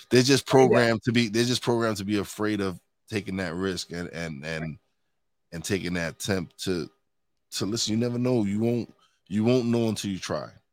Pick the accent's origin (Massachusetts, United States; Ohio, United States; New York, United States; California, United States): New York, United States; New York City; moved away as an adult; now in Pocono Mountains, United States; I'm a Brooklyn boy. I was born and raised in New York City